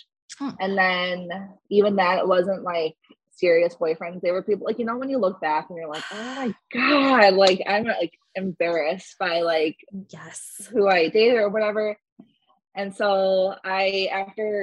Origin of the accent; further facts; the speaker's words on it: Northwest suburbs of Chicago, Illinois, United States; I was born and raised in Illinois in one of the Northwest suburbs of Chicago.